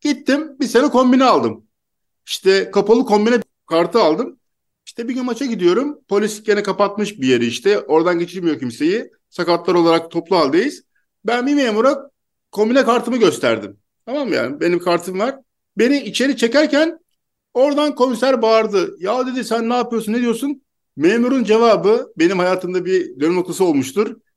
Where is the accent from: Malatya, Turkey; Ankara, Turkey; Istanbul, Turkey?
Istanbul, Turkey; now in Mersin, Turkey; Ben İstanbul'da doğdum, büyüdüm. Şimdi Mersin'deyim ama İstanbul'da yaşıyordum.